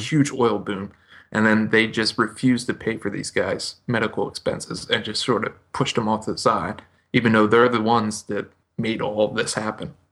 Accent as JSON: {"language": "English", "country": "United States", "said": "me as an American"}